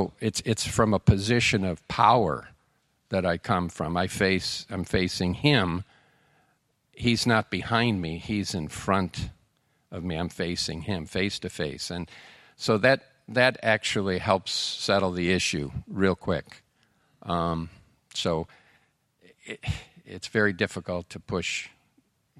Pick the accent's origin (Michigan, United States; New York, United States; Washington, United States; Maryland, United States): New York, United States; Buffalo; moved away; I'm from Buffalo